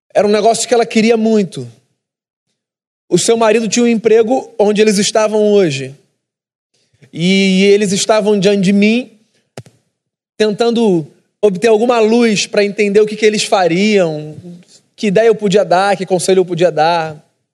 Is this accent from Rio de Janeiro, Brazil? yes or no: yes; Rio de Janeiro, Brazil; como carioca